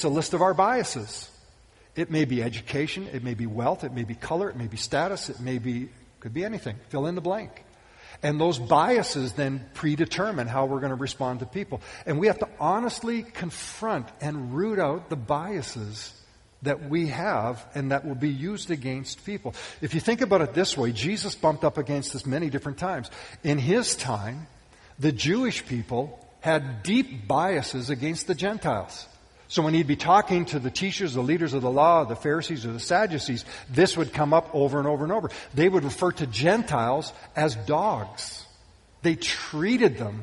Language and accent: English; Western Canada, Canada; I can remember growing up, I grew up in Western Canada